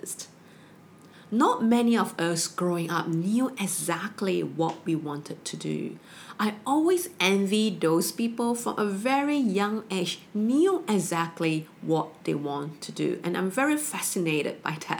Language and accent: English; Malaysia; growing up in Malaysia, we have the education system at the age of 16